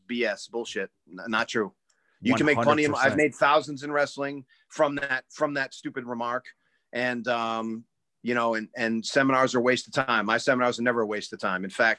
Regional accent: Iowa, United States; You know, we're from Iowa. We're from here.

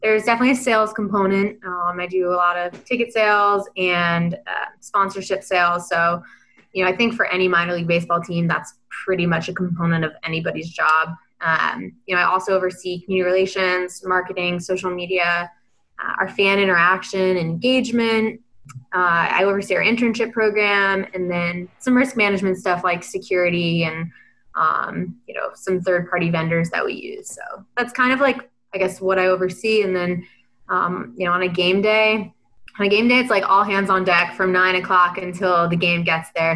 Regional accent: New Jersey, United States; moved away as an adult; also born or lived in South Carolina; I'm from New Jersey, right outside New York City, but I've assimilated to the South at this point

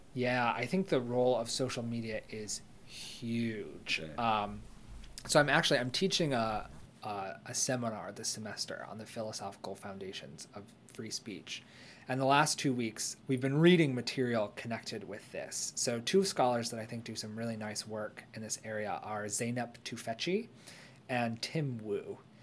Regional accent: United States; as an American

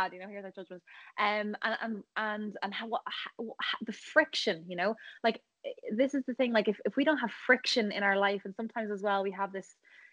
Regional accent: Ireland; also born or lived in Thailand

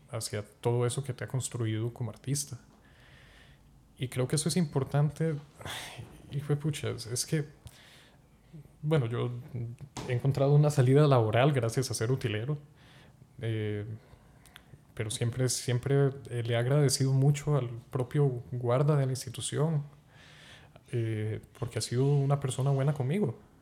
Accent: Zarcero, Alajuela, Costa Rica; also born or lived in Palmares; venir de zarcero, y pues el entorno musical allá es un huevito, y porque se encuentra a 40 kilómetros de San José

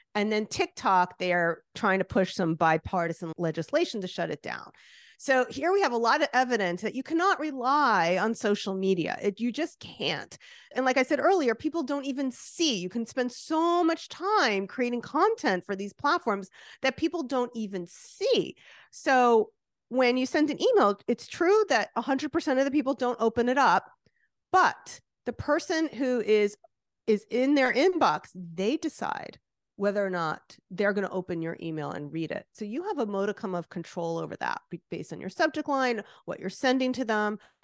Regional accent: New Jersey, United States; like I am, which you could hear from my accent.

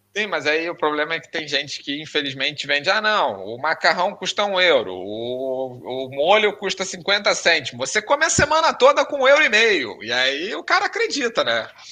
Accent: Rio de Janeiro, Brazil; moved away as an adult; now in Porto, Portugal; Nós que viemos do Rio de Janeiro

